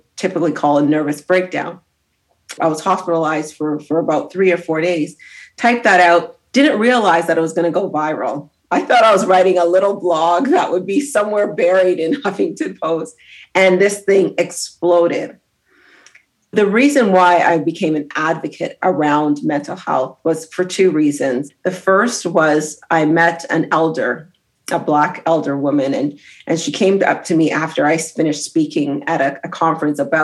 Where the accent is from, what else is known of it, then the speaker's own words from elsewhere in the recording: Brampton, Ontario, Canada; also born or lived in Grenada; I grew up in Toronto, so in Brampton